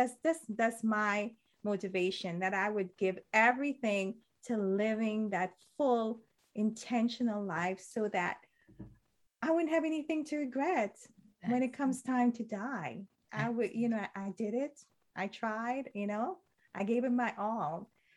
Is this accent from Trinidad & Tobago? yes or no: yes; Trinidad & Tobago; I'm from Trinidad in Caribbean culture. In Trinidad culture, I should say, people usually just really suck the marrow out of their bones.